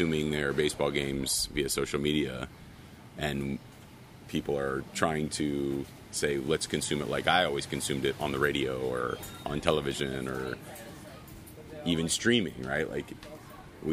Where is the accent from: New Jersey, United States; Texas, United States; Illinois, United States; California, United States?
California, United States; Southern; I was from Southern California